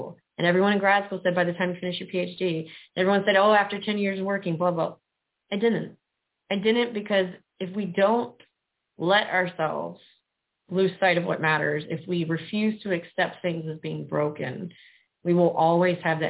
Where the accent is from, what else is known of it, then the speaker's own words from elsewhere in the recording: South Mississippi, United States; moved away as an adult; now in Florida, United States; I grew up poor in South Mississippi